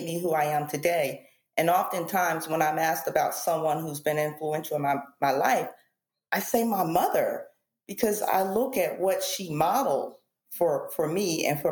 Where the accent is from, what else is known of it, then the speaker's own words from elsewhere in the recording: East Coast, United States; I grew up on the East Coast